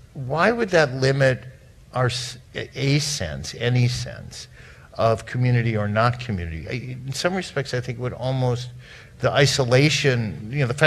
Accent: Minnesota, United States; also born or lived in Seattle / New York; now in Phoenix, United States; I grew up in the Midwest in Minneapolis, a small town, Minnesota

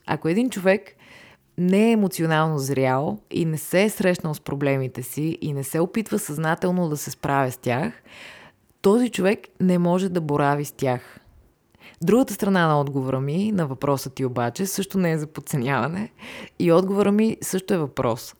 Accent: Varna, Varna Province, Bulgaria; now in Sofia, Bulgaria; Иначе съм живяла и във Варна. Там съм израснала, там съм карала училище

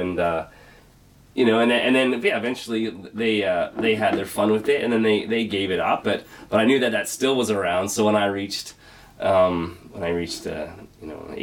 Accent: Alberta, Canada; now in Sackville, Canada; I'm from Alberta, I'm a farm boy

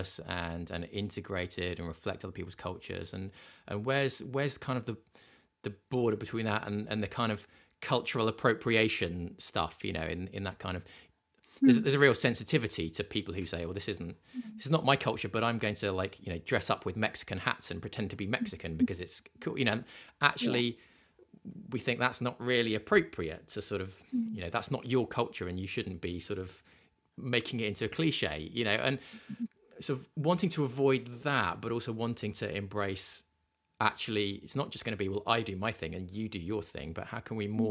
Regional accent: England, United Kingdom; as an English person

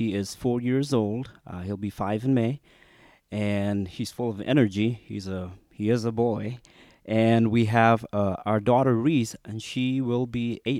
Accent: Shillong, Meghalaya, India; first language Khasi; English is a second language; also born or lived in United States; now in Yamoussoukro, Côte d'Ivoire; I grew up in the northeastern part of India, in the state of Meghalaya, in the city called Shillong.

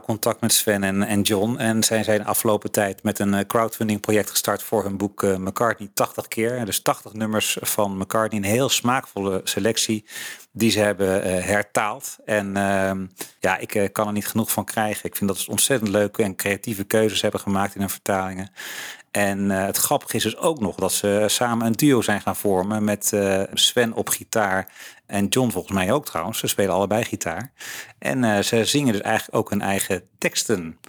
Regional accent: Netherlands; wij als Nederlanders

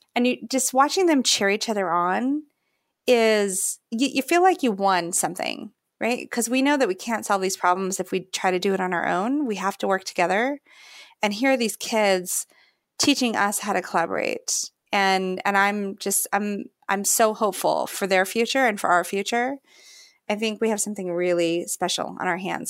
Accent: Fairbanks, Alaska, United States; I remember growing up in Fairbanks, Alaska

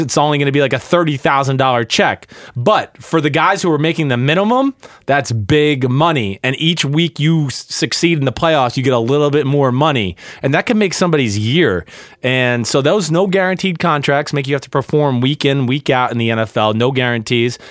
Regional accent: New Jersey, United States; I grew up in North Jersey

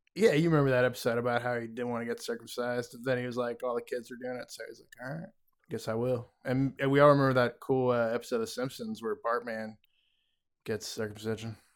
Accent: United States; I'm an American

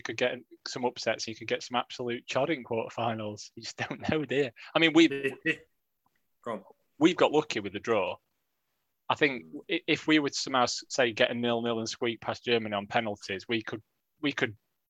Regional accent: Wales, United Kingdom; I've lived in Wales all my life.

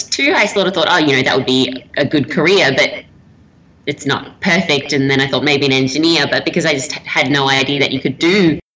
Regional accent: Melbourne, Victoria, Australia; moved away as an adult; now in Manchester, United Kingdom; I grew up in the outer eastern suburbs of Melbourne, kind of around the Ringwood, Croydon area

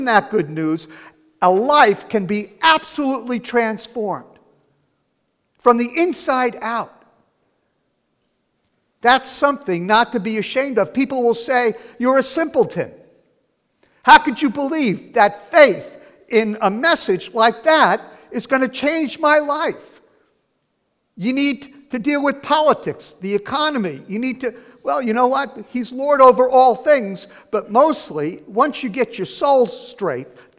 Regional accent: New Jersey, United States; also born or lived in California; when I came back from California, where I got saved, to New Jersey and started sharing the gospel with people

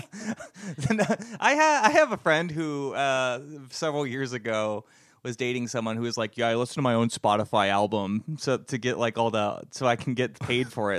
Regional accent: Canyon Country, California, United States; my hometown of Canyon Country, California

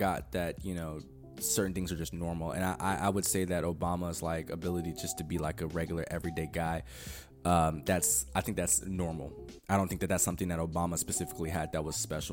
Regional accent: United States

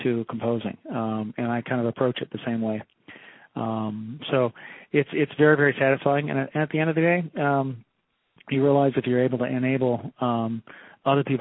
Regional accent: outside Silicon Valley, California, United States; I grew up outside the Silicon Valley

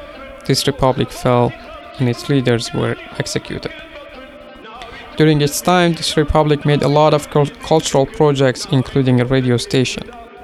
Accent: Mahabad, West Azerbaijan, Iran; the city of Mahabad in the Iranian part of Kurdistan, which is also my hometown

